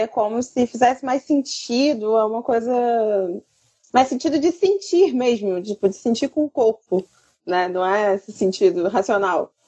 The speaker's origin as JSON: {"language": "Portuguese", "region": "Rio de Janeiro", "country": "Brazil", "said": "como carioca"}